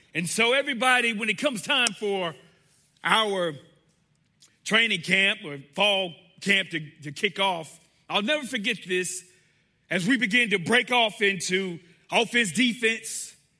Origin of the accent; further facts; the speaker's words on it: Riviera Beach, Florida, United States; now in North Carolina, United States; I grew up in South Florida, Riviera Beach, Florida, suburb of West Palm Beach. That is my home